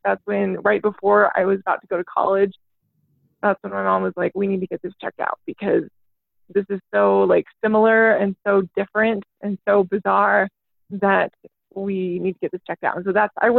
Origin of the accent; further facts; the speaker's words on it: Utah, United States; I'm from Utah, so I grew up in like a really big family